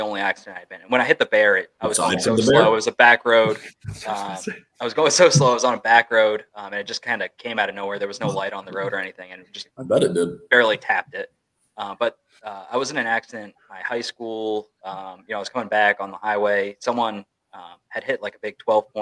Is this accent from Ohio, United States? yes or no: no; Maine, United States; I'm from Maine